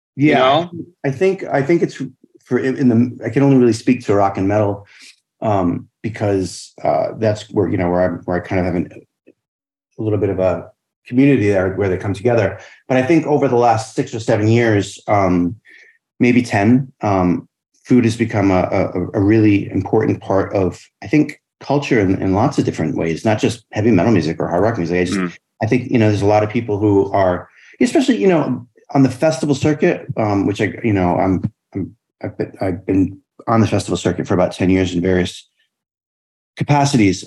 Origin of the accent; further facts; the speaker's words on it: Bristol, Rhode Island, United States; also born or lived in Fall River, Massachusetts; I grew up in Rhode Island, a little town called Bristol, about a half an hour outside of Providence, an hour outside of Boston